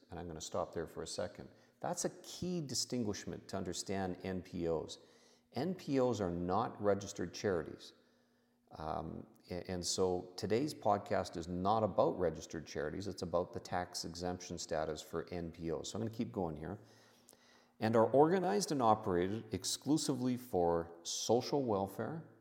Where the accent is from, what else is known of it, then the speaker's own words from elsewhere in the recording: Canada; I'm a Canadian tax expert who has over 30 years of experience at a specialist level dealing with Canada US tax matters for the private client.